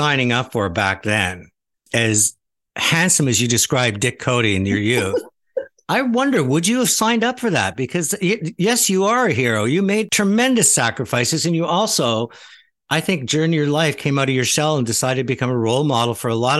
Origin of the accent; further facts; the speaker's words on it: Montreal, Quebec, Canada; I'm from Montreal